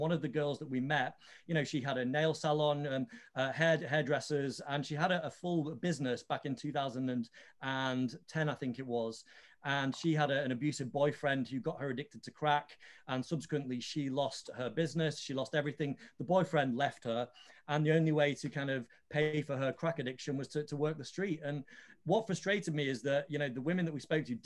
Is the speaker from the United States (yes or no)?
no; Leeds, Yorkshire and the Humber, United Kingdom; now in London, United Kingdom; I'm a Leeds lad, I'm from Yorkshire, and I've never shot a movie in my home city